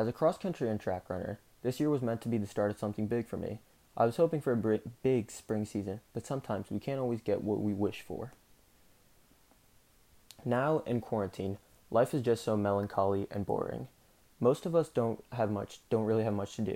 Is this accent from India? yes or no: yes; South India, India; I'm Indian. South Indian, to be precise.